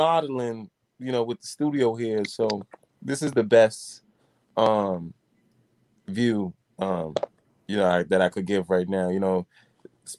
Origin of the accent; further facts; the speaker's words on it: New York City, New York, United States; I'm originally, I was born here in the Bronx